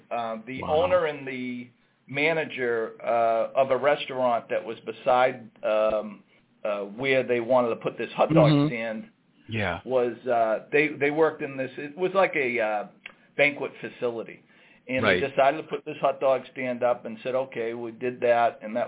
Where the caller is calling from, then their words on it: Saugus, Massachusetts, United States; I'm calling from our office in Saugus, Massachusetts. It's right next door to our flagship restaurant here on Route 1.